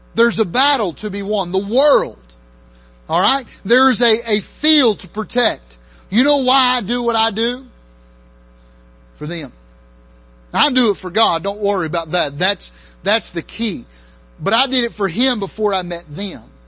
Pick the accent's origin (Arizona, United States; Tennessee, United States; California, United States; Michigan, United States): Tennessee, United States; near Chattanooga; also born or lived in Maryland; I grew up near Chattanooga for the most part. I lived in Maryland